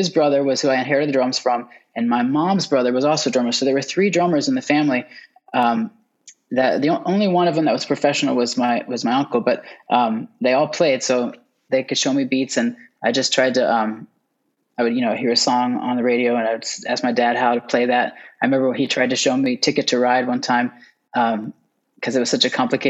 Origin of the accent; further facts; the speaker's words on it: United States; moved away as an adult; also born or lived in Texas / Oklahoma / Atlanta; now in New York, United States; I grew up in Texas and Oklahoma, actually.